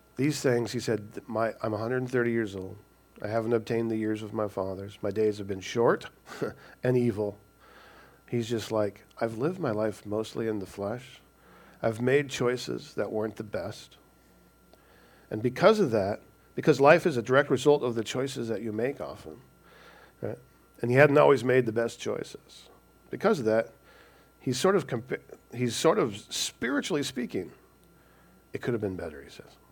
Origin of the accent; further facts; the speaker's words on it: Washington, United States; also born or lived in California / Snohomish, Washington / Lynnwood, Washington / Everett, Washington; I was born in California, but my parents were from Washington State. We were just down there because my dad was in the Navy. So they moved back, and, and we've been living in Washington pretty much all our, all our lives.